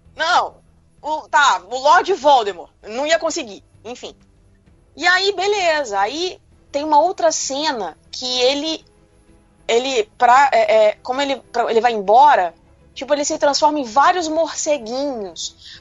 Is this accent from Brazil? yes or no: yes; Brazil; eu sou brasileira